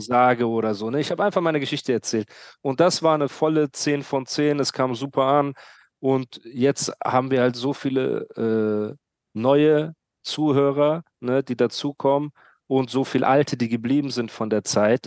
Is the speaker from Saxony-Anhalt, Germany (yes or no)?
no; Heidelberg, Baden-Württemberg, Germany; aber bin ich auch Heidelberger